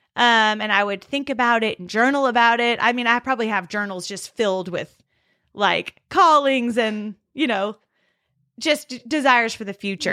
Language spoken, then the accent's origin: English; California, United States; I'm from California.